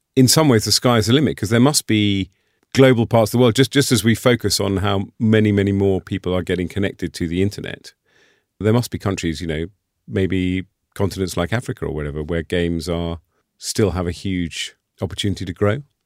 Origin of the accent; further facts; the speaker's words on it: United Kingdom; as a Brit and a European